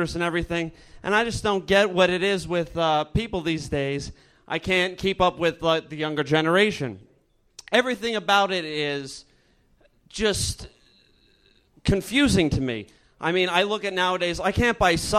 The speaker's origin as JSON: {"language": "English", "region": "Pennsylvania", "country": "United States", "said": "I'm from Pennsylvania"}